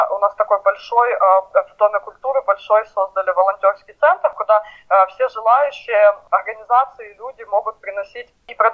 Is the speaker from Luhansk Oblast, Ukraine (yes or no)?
yes; Luhansk, Luhansk Oblast, Ukraine; moved away as an adult; я сама из Луганска. Я выехала оттуда в 2014 году, когда началась война. И я никуда больше отсюда не собираюсь уезжать.